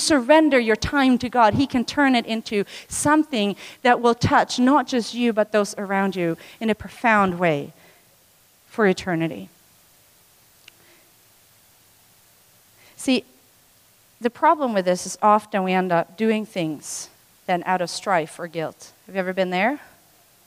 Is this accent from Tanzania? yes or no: yes; Tanzania; moved away; I was born in Tanzania